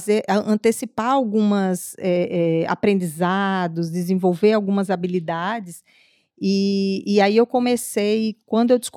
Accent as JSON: {"language": "Portuguese", "town": "Natal", "region": "Rio Grande do Norte", "country": "Brazil", "tie": "born or raised there", "moved": "as an adult", "lives_now": "Foz do Iguaçu, Brazil", "said": "eu, eu vim de Natal, nasci em Natal, hum. moro aqui em Foz há 11, não, 10 anos, quase 10 anos."}